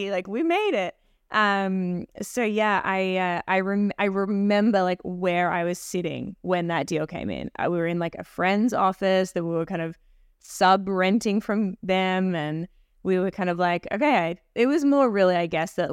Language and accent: English; Australia; moved away as an adult; now in Toronto, Canada; I came from Australia doing PR in the entertainment space, um, predominantly television. So when I moved to Toronto